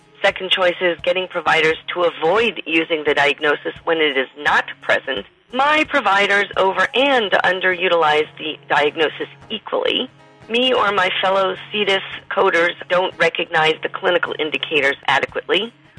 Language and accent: English; Cleveland, Ohio, United States; You do know I am from Cleveland, right?